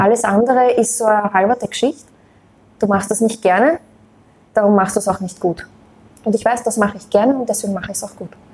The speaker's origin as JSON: {"language": "German", "country": "Austria", "said": "Ich bin Österreicherin"}